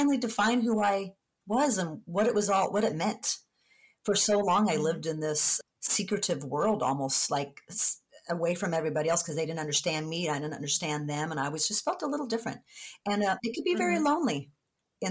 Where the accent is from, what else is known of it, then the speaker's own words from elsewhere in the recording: San Diego, California, United States; moved away; being down in San Diego, it's my hometown